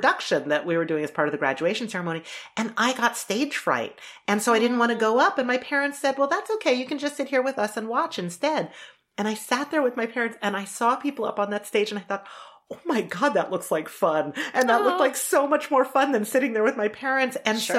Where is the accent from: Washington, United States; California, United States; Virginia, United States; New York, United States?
Virginia, United States; Charlottesville; And I'm growing up in Charlottesville, Virginia. So everybody legit has a Southern drawl, like me least of all.